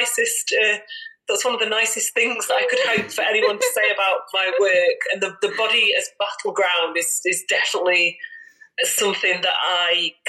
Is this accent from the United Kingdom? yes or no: yes; Derbyshire, East Midlands, United Kingdom; now in Sheffield, United Kingdom; I'm based in Sheffield. I grew up in Derbyshire